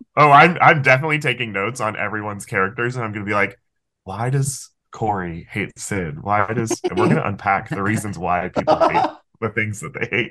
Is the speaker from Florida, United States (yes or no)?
yes; Florida, United States; I'm from Florida